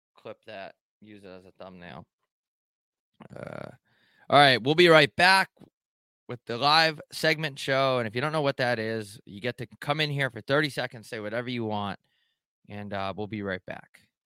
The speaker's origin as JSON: {"language": "English", "region": "New York", "country": "United States", "said": "I'm from New York, not upstate New York"}